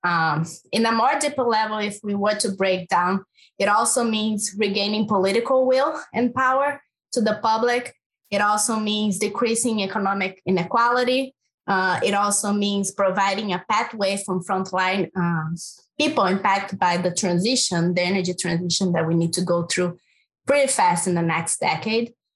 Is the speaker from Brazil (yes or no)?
yes; Brazil; English is a second language; moved away; I'm from Brazil, in case people didn't notice my accent